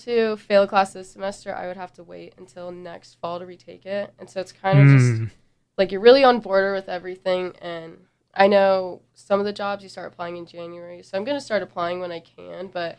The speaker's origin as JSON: {"language": "English", "region": "Arizona", "country": "United States", "moved": "as an adult", "lives_now": "Georgia, United States", "said": "I'm from Arizona"}